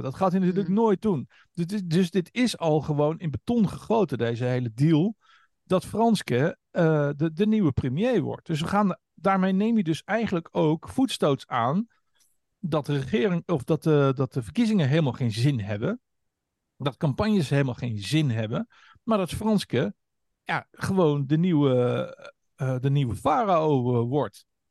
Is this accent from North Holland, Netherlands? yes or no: no; Hengelo, Overijssel, Netherlands; Ik ben geboren in Tukkerland. Siriusstraat ah. 12 in Hengelo